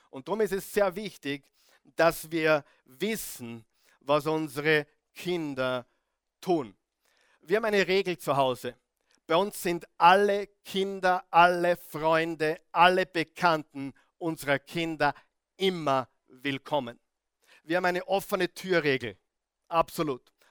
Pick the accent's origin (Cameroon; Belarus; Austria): Austria; Salzburg; Wo ich aufgewachsen bin, in, äh, im salzburgerischen Tennengau, wir haben wirklich die Freiheit genossen, draußen Zeit verbracht